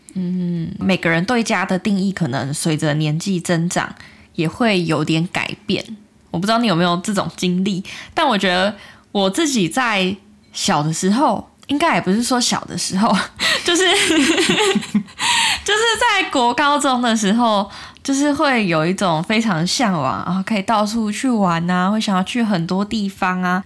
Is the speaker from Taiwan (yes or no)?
yes; Taiwan; moved away as an adult; now in Australia; 在台湾已经生活二十几年